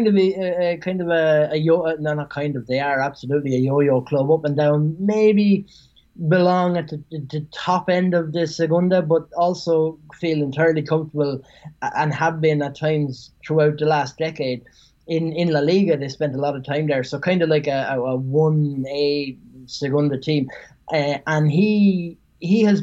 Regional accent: Ireland; moved away; I grew up in Ireland

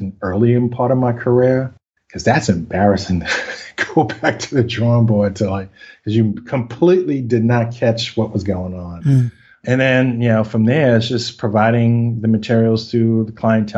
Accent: New York City, New York, United States; accent: Brooklyn; I'm born and raised in New York, specifically Brooklyn

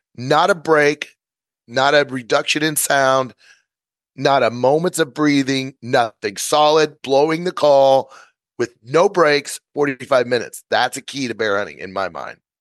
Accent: Missouri, United States; moved away as an adult; I'm from Missouri. We did a lot of coyote calling competitions

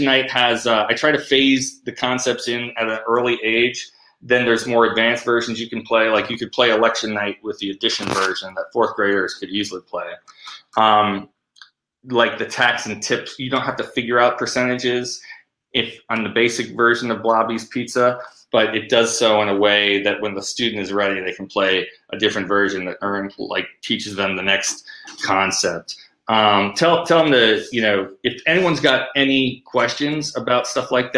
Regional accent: Amherst, United States; we knew so many different types of people growing up in Amherst

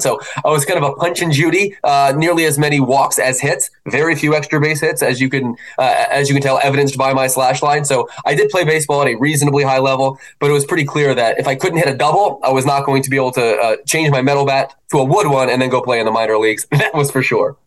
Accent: Philadelphia, Pennsylvania, United States; also born or lived in Baltimore; I was born in Baltimore but raised in Philadelphia

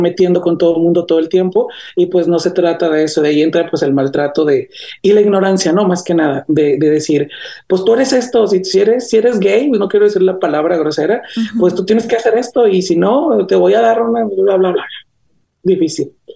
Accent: Gómez Farías, Chihuahua, Mexico; also born or lived in Namiquipa, Chihuahua; now in United States; mi pueblito este caraqueño que tengo por ahí en Chihuahua, se llama Gómez Farías, Chihuahua. Yo nací en un pueblo aledaño de ahí mismo

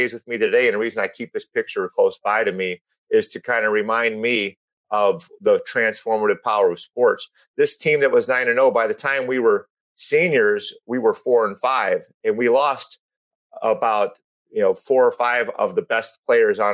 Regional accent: North Chicago, Illinois, United States; moved away as an adult; now in California, United States; I grew up on Argonne Drive, North Chicago

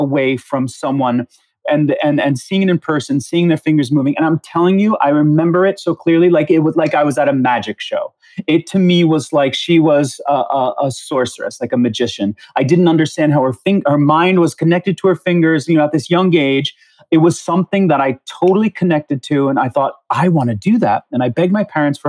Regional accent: Long Island, New York, United States; also born or lived in Queens, New York; I grew up in the New York area. I feel like I'm very much a New Yorker, but I was born in Queens. And by the time I was about five or so, my parents moved to Long Island.

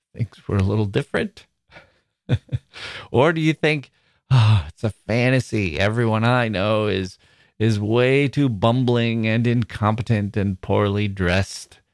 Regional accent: Wisconsin, United States; moved away; also born or lived in Chicago; I was from Wisconsin

